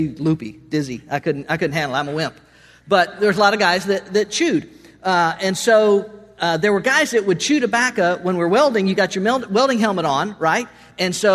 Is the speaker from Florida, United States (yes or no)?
yes; Okeechobee, Florida, United States; I'm from Okeechobee, Florida.